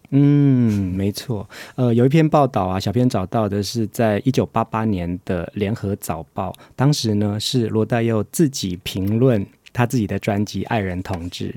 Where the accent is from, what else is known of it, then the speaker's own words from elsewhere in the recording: Taiwan; 我们自己台湾的在地人在做反思这件事情